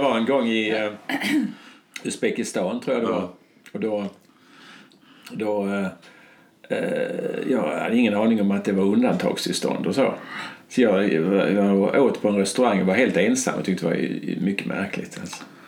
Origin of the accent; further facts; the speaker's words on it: Skåne, Sweden; på den här lilla gården där jag är född